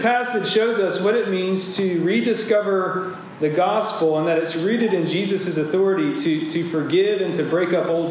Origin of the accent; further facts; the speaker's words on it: Georgia, United States; my home state, Georgia